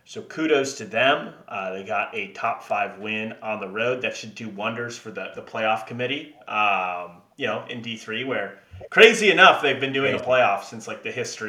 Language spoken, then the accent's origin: English; Wisconsin, United States; my home state, Wisconsin